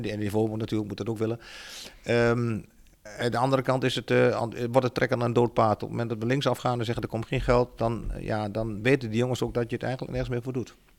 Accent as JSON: {"language": "Dutch", "area": "Achterhoek", "region": "Gelderland", "country": "Netherlands", "said": "ik kom uit de Achterhoek"}